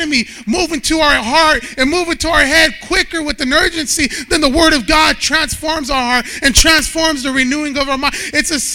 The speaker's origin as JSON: {"language": "English", "town": "Bakersfield", "region": "California", "country": "United States", "tie": "born or raised there", "said": "I grew up in Bakersfield, California."}